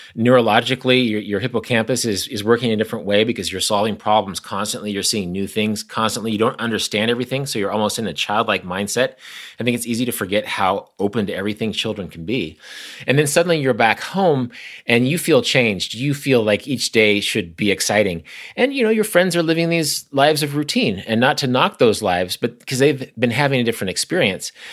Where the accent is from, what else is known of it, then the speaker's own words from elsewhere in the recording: Kansas, United States; I'm from Kansas. My sister lives less than two miles from where I'm talking to you right now